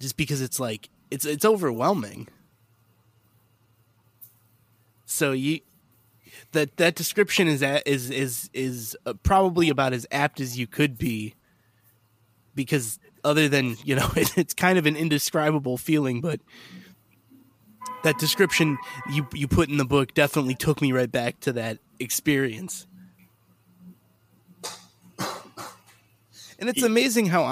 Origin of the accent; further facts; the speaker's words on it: Chicago, Illinois, United States; as a Chicagoan